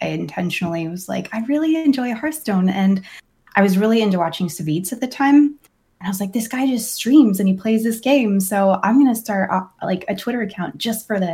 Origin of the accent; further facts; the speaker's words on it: Salem, Oregon, United States; moved away as an adult; also born or lived in Arizona / Eastern Washington; I'm originally from Salem, Oregon